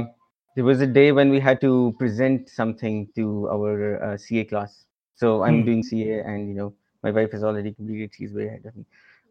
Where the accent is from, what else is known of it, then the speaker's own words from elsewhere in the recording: Lahore, Punjab, Pakistan; now in Islamabad, Pakistan; and I'm basically from Lahore, but I'm living in Islamabad right now. So ever since I was born, my parents have moved from city to city, so I've lived in a lot of cities in Pakistan